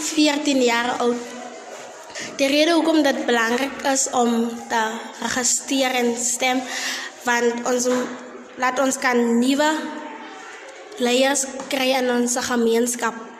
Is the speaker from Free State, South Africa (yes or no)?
yes; Jacobsdal, Free State, South Africa; ek as 'n inwoner van Jacobsdal, ek gaan skool by Ikanyeng gekombineerde skool.